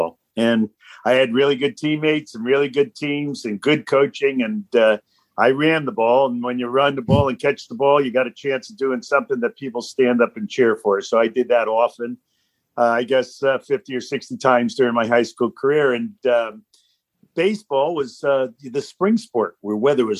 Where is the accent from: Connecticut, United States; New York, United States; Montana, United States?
Connecticut, United States; Stamford; Stamford, Connecticut, which happens to be my hometown